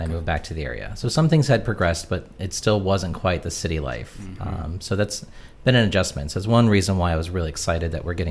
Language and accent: English; Chambersburg, Pennsylvania, United States; moved away as an adult; also born or lived in Texas / Philadelphia; So I grew up in Chambersburg, uh, went through the school system here, graduated, uh, moved away. I lived in Texas for a while, then moved to Philadelphia. Uh, and then I came back to Chambersburg.